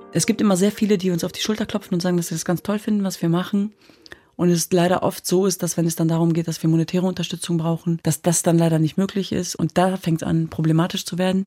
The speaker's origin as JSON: {"language": "German", "country": "Germany", "tie": "born or raised there", "said": "wir sind in Deutschland geboren und aufgewachsen, meine Schwestern und ich"}